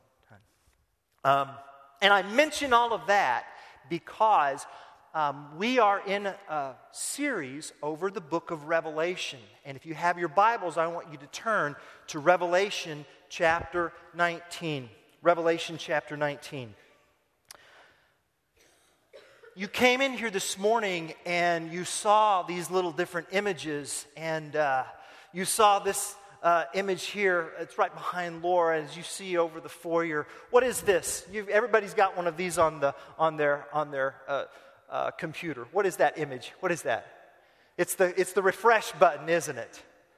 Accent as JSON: {"language": "English", "country": "United States", "moved": "yes", "lives_now": "Turkey", "said": "I'm American."}